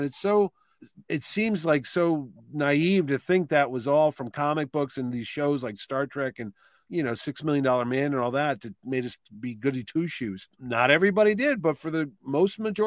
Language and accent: English; New Haven, Connecticut, United States; I grew up in New Haven, and it was just a diverse neighborhood